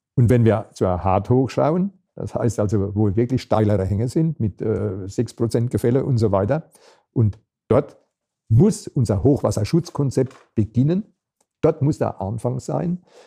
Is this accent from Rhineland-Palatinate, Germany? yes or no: yes; Rhineland-Palatinate, Germany; hier bei uns in der Pfalz